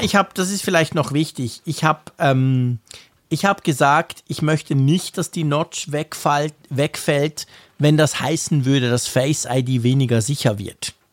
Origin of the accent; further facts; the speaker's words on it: Switzerland; ich komme verdammt nochmal aus der Schweiz.